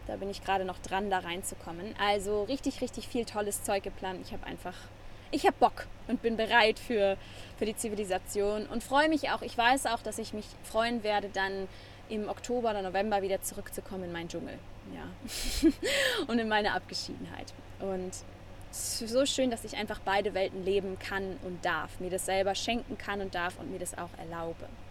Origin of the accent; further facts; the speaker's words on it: Germany; first language German; moved away as an adult; now in Nosara, Costa Rica; das natürlich mein Heimatland ist und auch meine Muttersprache